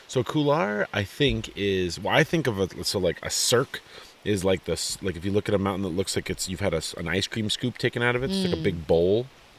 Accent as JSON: {"language": "English", "region": "Colorado", "country": "United States", "said": "I'm like from Colorado"}